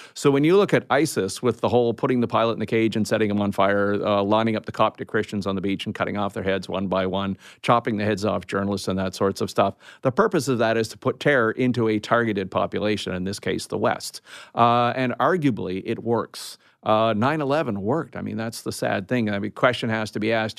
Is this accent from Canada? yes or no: yes; Canada; I'm a Canadian